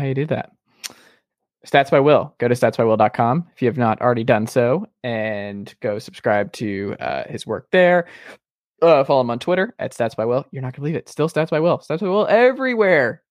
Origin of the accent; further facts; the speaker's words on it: Atlanta, Georgia, United States; I'm from Atlanta